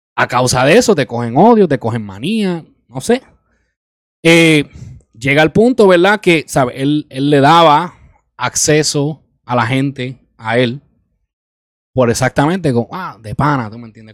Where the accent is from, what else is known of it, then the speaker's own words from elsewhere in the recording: Isabela, Puerto Rico; now in New York, United States; invertir en mi pueblo, invertir en mi país